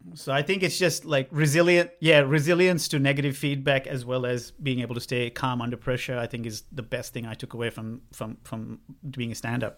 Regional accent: Sri Lanka; moved away as an adult; growing up in Sri Lanka for nineteen years

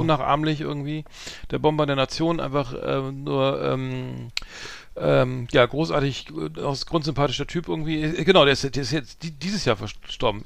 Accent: Bremen, Germany; ich als Bremer

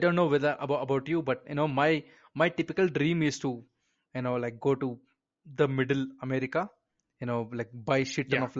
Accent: India; And I'm Indian and I fucking agree with you.

